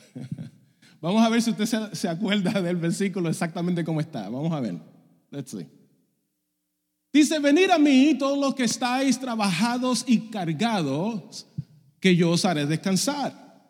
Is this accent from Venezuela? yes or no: no; Dominican Republic; also born or lived in Puerto Rico; Yo soy dominicano